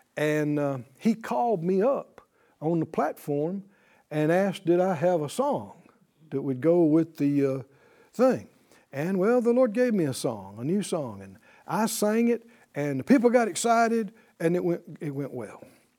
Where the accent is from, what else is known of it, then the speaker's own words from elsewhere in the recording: Deep South, United States; And I came from the Deep South and you know, we tended to use some negative phraseology without even realizing it.